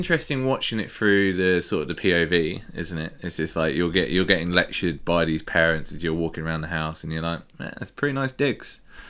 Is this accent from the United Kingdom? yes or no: yes; England, United Kingdom; us being English